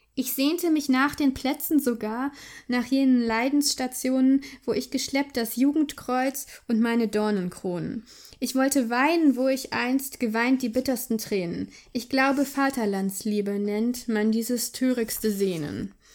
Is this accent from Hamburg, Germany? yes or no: yes; Hamburg, Germany; Ich bin in Hamburg aufgewachsen